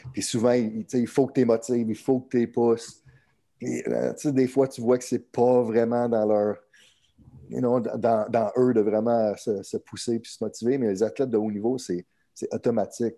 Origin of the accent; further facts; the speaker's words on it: Montreal, Quebec, Canada; Je suis originaire de, de Montréal, au Québec, Canada